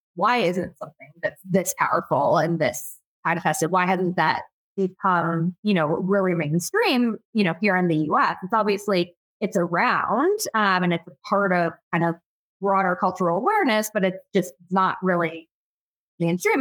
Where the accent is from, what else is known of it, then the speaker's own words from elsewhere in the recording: Michigan, United States; I was born and raised in Michigan. Um, and, you know, it's, I'm um, definitely a Midwesterner at heart